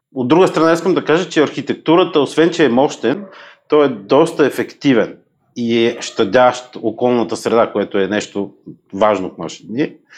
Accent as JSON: {"language": "Bulgarian", "country": "Bulgaria", "said": "като българин"}